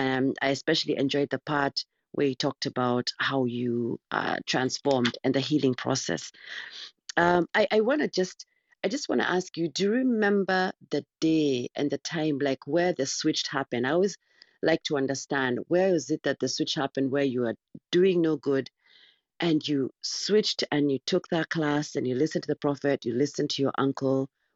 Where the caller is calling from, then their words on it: Missouri, United States; Yes, I'm joining from Missouri, the U.S.